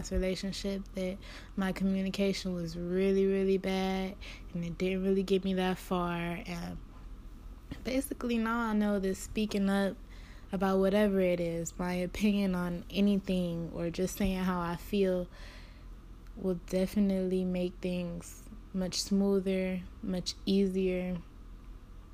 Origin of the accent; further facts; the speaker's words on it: Cleveland, Ohio, United States; I'm from Cleveland, Ohio